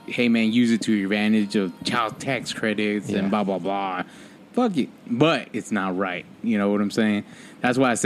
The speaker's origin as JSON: {"language": "English", "country": "Mexico", "tie": "born or raised there", "moved": "yes", "lives_now": "United States", "said": "I was born in Mexico."}